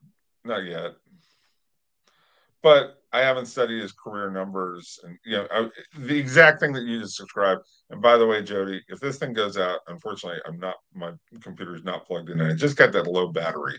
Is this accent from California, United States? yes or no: yes; Los Angeles, California, United States; Don Sutton, as a baseball player who I grew up watching in Los Angeles